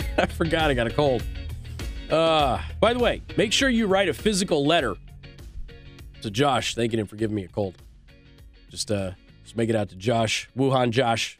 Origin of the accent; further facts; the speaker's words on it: Southwest, United States; moved away; I'm from the Southwest.